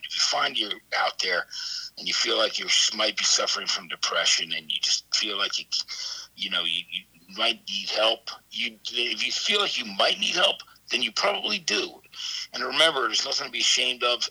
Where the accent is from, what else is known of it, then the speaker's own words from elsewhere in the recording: East Brunswick, New Jersey, United States; I grew up in a town called East Brunswick, New Jersey